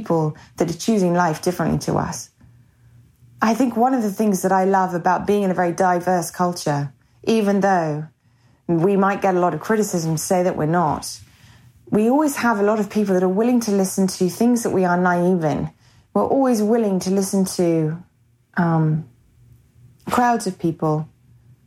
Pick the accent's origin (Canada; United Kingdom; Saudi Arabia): United Kingdom; England; also born or lived in America; now in United States; being English, living in America, going back over to England